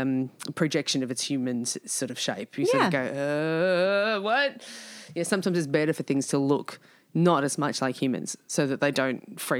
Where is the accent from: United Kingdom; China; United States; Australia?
Australia; Dandenong, Victoria; But I'm from Dandenong